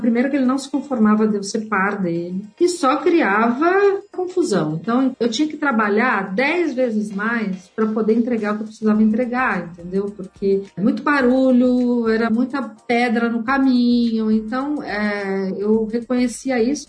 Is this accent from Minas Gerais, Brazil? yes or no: no; Mogi das Cruzes, São Paulo, Brazil; Sou do interior de Mogi das Cruzes, então caipira de Mogi.